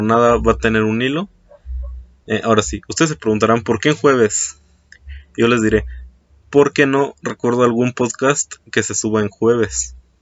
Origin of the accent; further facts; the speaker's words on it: Mexico; aquí en mi país, en México